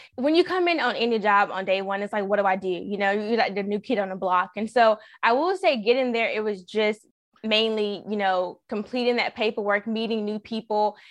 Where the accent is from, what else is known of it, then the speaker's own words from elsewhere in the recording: Raleigh, North Carolina, United States; I'm from Raleigh